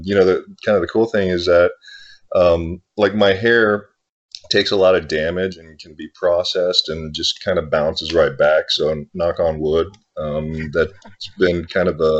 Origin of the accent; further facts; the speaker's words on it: Dallas, Texas, United States; also born or lived in Thailand; I was born in Thailand. Yeah. My family and I immigrated to the States in the late 70s, and we settled in Dallas, Texas.